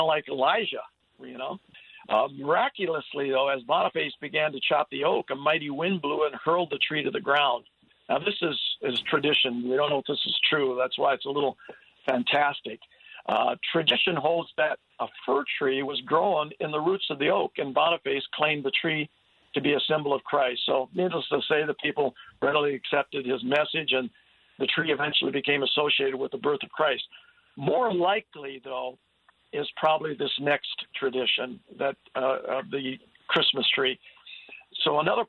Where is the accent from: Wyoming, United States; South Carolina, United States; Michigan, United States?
Michigan, United States; Sault Ste. Marie; I grew up in Sault Ste. Marie, Michigan, on the border of Canada